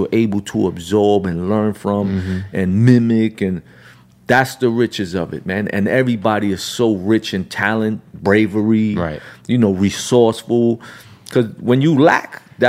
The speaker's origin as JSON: {"language": "English", "town": "New York City", "region": "New York", "country": "United States", "tie": "born or raised there", "said": "I grew up in Brownsville in a projects"}